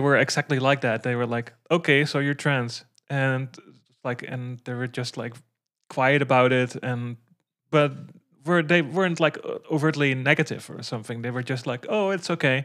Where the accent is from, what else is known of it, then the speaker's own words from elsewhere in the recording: Netherlands; I'm from the Netherlands